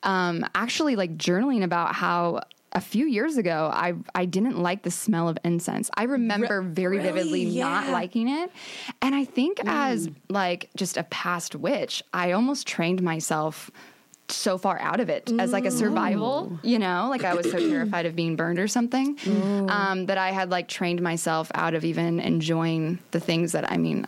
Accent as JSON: {"language": "English", "town": "Omaha", "region": "Nebraska", "country": "United States", "moved": "as an adult", "lives_now": "California, United States", "said": "So I used to be a pharmacist, and then I moved to California from Omaha, Nebraska in July of 2017."}